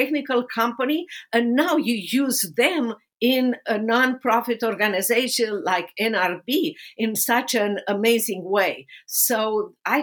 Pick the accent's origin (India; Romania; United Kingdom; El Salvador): Romania; English is a second language; moved away as an adult; now in United States; my life under persecution in socialist communist Romania